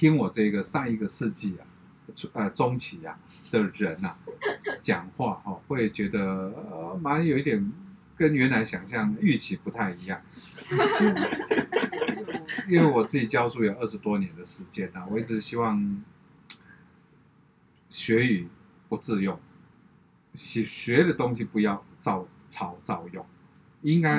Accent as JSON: {"language": "Chinese", "country": "Taiwan", "said": "因为我看完以后我很骄傲，我要告诉人家我是台湾人。"}